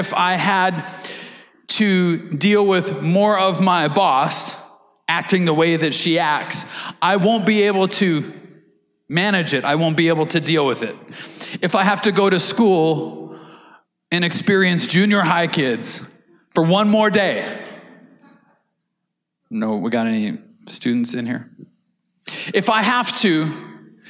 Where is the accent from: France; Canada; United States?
Canada; we're Canadian